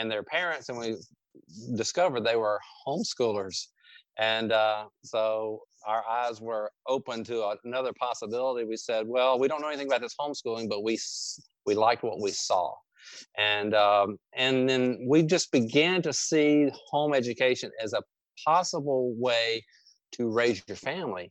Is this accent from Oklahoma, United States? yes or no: no; Louisiana, United States; accent: drawl; we are from Louisiana. We're native Louisianians